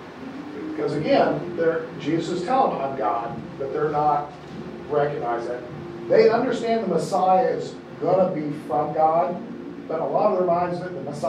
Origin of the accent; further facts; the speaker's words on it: Hawaii, United States; a lot of us, we grew up in Hawaii, you know, we all swim